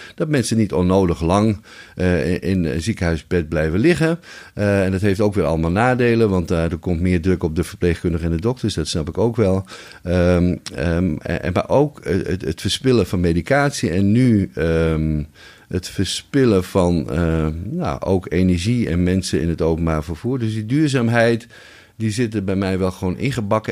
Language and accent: Dutch; Friesland, Netherlands; als Fries